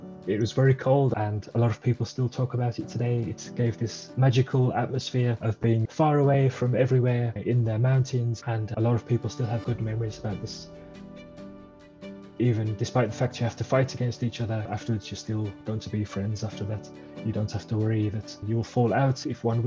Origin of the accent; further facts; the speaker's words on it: Birmingham, West Midlands, United Kingdom; moved away as an adult; now in Radelfingen, Switzerland; So originally I'm from the UK. I grew up in the Birmingham area in England, and I've been living in Switzerland for 22 years.